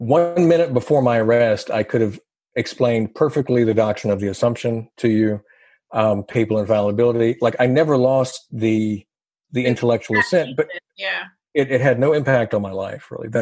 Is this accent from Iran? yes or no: no; the South, United States; I'm from the South and we're very polite